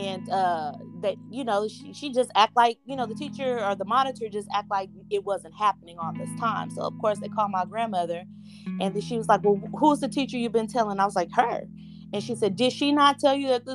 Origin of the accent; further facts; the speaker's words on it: Rockport, Texas, United States; I grew up in Rockport, Texas.